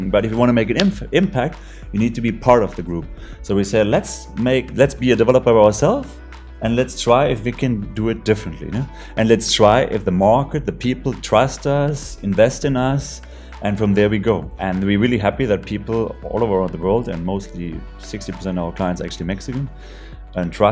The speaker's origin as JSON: {"language": "English", "country": "Germany", "said": "So since I came out from Germany, I loved um, to use this technology. In Germany, we just had the problem there is not enough sun"}